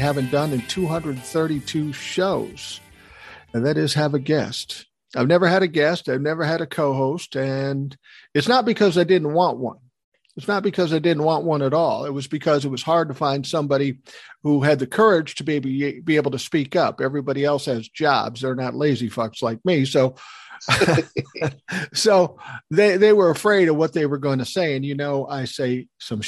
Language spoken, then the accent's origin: English; Minnesota, United States; I'm from Minnesota. I was born and raised here